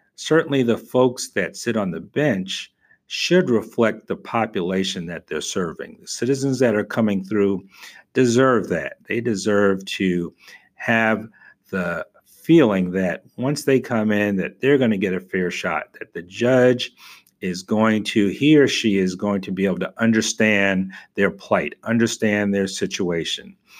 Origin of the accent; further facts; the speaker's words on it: New York, United States; now in Tampa, United States; I was from New York, so I knew I wanted to live in the Northeast